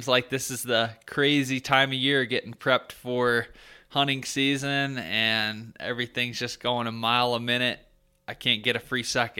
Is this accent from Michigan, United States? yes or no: yes; Michigan, United States; now in Colorado, United States; I grew up in Michigan, and there was an archery shop.